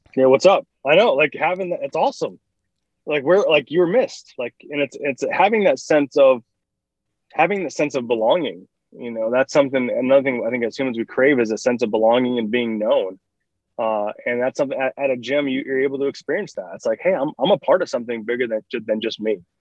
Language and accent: English; Michigan, United States; moved away; I'm from Michigan originally